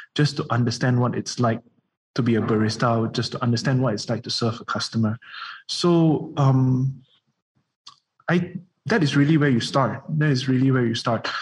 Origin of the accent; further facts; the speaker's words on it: Kuala Lumpur, Malaysia; being raised in KL